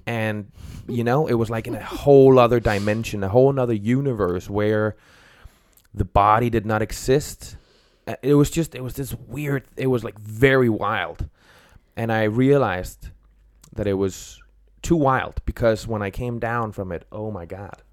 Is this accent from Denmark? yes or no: yes; Denmark; moved away; also born or lived in Copenhagen; I'm from Denmark